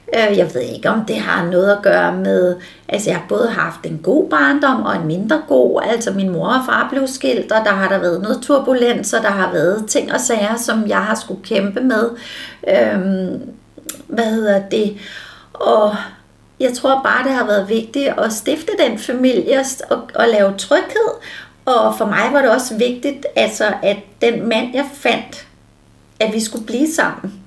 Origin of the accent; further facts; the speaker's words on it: Allerød, Capital Region of Denmark, Denmark; also born or lived in Frederiksberg / Copenhagen / Herlev; I Allerød, til jeg var 10 år, og så flyttede jeg med min mor til Frederiksberg, da jeg var 10 år